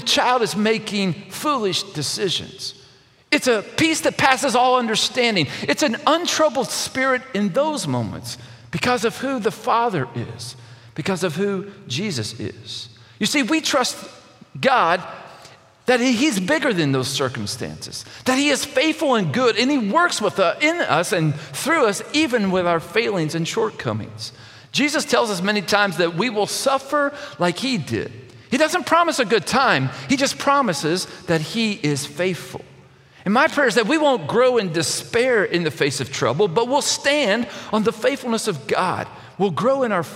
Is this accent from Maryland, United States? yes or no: no; outside of Lexington, Kentucky, United States; When I was growing up outside of Lexington, Kentucky